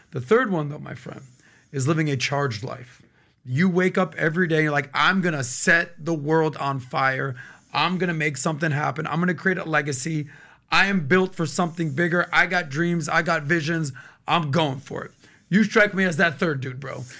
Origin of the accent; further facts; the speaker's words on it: Miami, Florida, United States; I'm born and raised in Miami